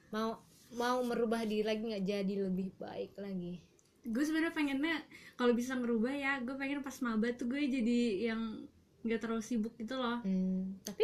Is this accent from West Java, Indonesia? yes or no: no; Banjarmasin, South Kalimantan, Indonesia; padahal gue kan orang Banjarmasin